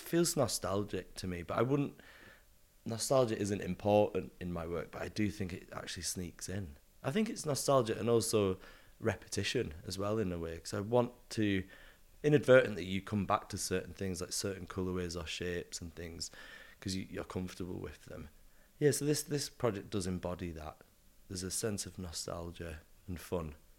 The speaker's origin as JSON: {"language": "English", "region": "the north of England", "country": "United Kingdom", "accent": "northern", "moved": "as an adult", "lives_now": "London, United Kingdom", "said": "obviously I'm from up north, hence my accent"}